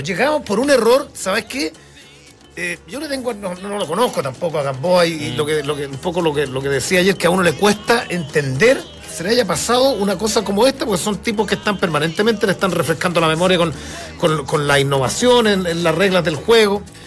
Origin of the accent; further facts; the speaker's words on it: Chile; somos clientes frecuentes del TAS